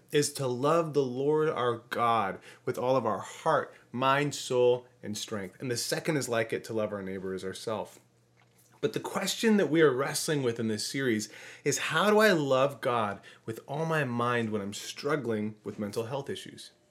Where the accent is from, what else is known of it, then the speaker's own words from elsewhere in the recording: Port Huron, Michigan, United States; I grew up in Port Huron, Michigan.